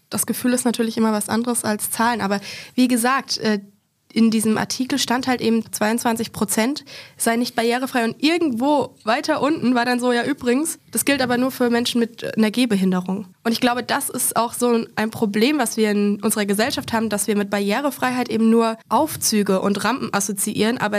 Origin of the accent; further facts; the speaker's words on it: Aschaffenburg, Bavaria, Germany; ich kenne es tatsächlich aus Aschaffenburg, das ist eine Kleinstadt in Nordbayern, wo ich herkomme.